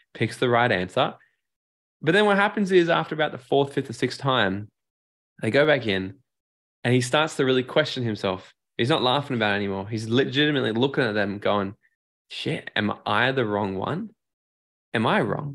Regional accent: Gold Coast, Queensland, Australia; I moved back down to my hometown here on the Gold Coast

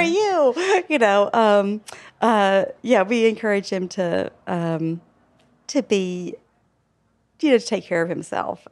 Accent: Alabama, United States; moved away; We are from Alabama

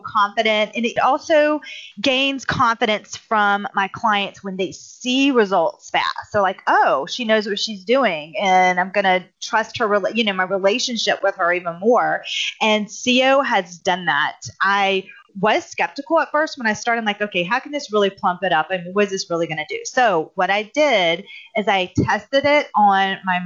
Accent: South Carolina, United States; I'm from South Carolina

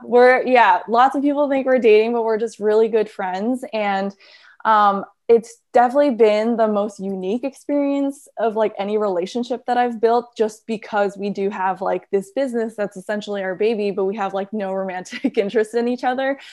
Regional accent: New York, United States; I'm born and raised in New York.

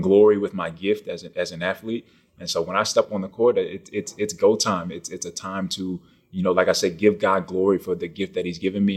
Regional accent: Naples, Florida, United States; also born or lived in Bronx, New York; I was born in Bronx, New York. I lived there till I was about ten. Uh, my parents had split up and I went with my mom, my four brothers, and one sister to Naples, Florida.

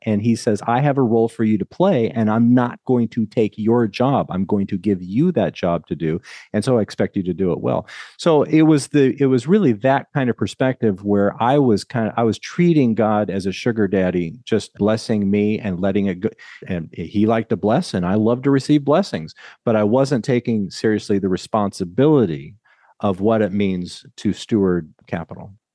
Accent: Lincoln, Nebraska, United States; also born or lived in California; now in Murrieta, United States; I grew up in Lincoln, Nebraska, and as I say, Nebraska is such a great place to be from

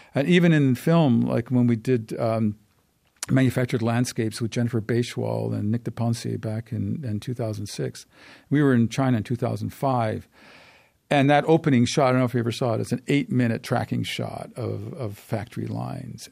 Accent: Canada; as a Canadian

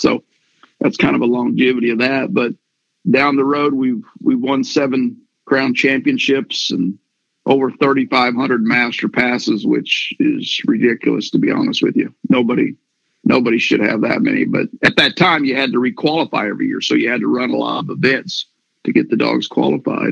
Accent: Missouri, United States; we're from Missouri

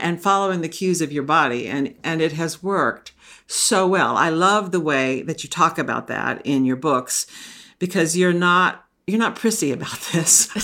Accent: Texas, United States; now in Maine, United States; I grew up in Texas

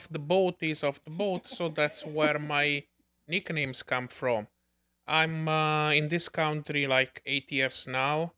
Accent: Naples, Campania, Italy; English is a second language; moved away as an adult; also born or lived in Bensonhurst, New York; now in New York, United States; for us Neapolitans

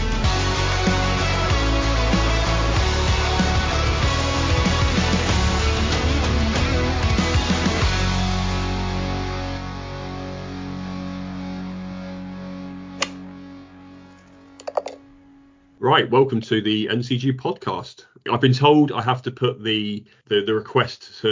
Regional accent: Devon and Cornwall border, South West England, United Kingdom; moved away; I grew up in Devon and Cornwall, right on the border

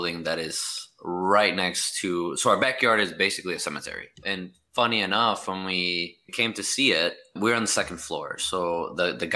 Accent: Chicago, Illinois, United States; now in Boston, United States; We're originally from Chicago area

